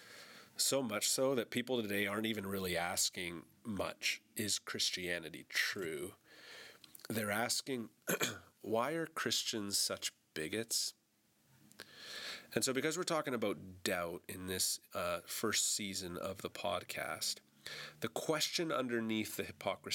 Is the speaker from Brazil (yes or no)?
no; Canada; I'm a Canadian, this is a Canadian podcast